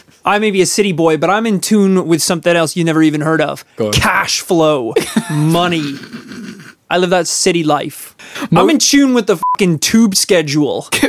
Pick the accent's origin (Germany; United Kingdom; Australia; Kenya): United Kingdom; Northern Ireland; we grew up in Northern Ireland.